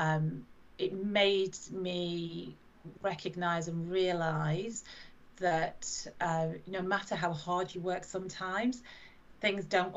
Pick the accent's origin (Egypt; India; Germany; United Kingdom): United Kingdom; Blackpool, North West England; my hometown is Blackpool